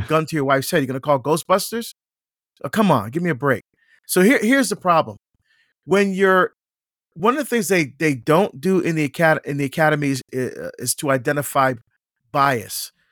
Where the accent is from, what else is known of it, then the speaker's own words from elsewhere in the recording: Barbados; now in United States; I was born in Barbados in the West Indies, um, and we're first generation to come to the United States